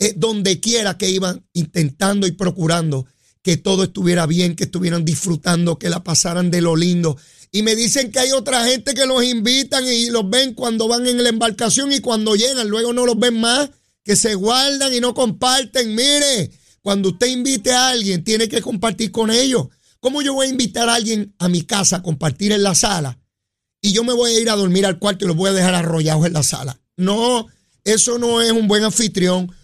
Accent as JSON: {"language": "Spanish", "country": "Puerto Rico", "said": "nada como regresar a mi tierra, nada como regresar a Puerto Rico"}